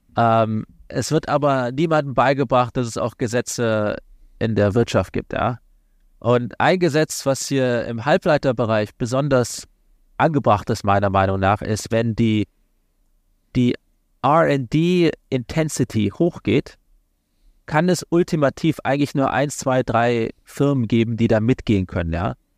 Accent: Kassel, Hesse, Germany; moved away as an adult; also born or lived in London, United Kingdom; now in Washington, United States; ursprünglich komme ich aus Kassel in Nordhessen, kleine Stadt

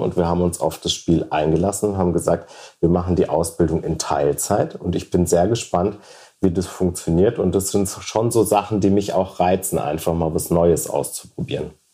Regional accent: Idar-Oberstein, Rhineland-Palatinate, Germany; moved away as an adult; also born or lived in Munich; in Ida Oberstein, wo ich geboren bin und aufgewachsen bin

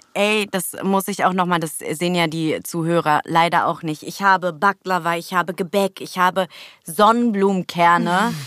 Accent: Berlin, Germany; German is a second language; geboren wurde ich in Steglitz, mhm. im jetzigen Benjamin Franklin. Damals war es äh, Klinikum Steglitz. Aber aufgewachsen die ersten Jahre in Neukölln.

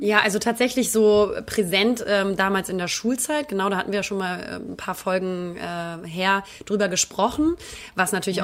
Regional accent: Northern Germany, Germany; now in Cologne, Germany; als, als äh, Norddeutsche

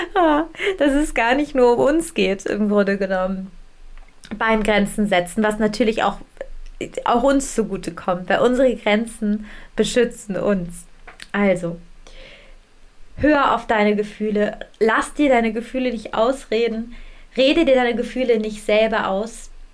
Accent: Germany; bei uns in Deutschland

